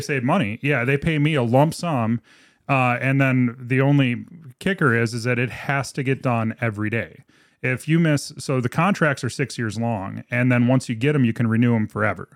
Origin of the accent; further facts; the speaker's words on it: Minot, North Dakota, United States; born and raised Minot, North Dakota